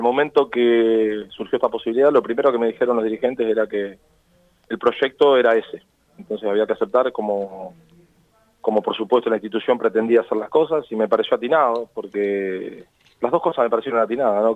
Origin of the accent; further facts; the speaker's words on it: Argentina; somos tan exitistas los argentinos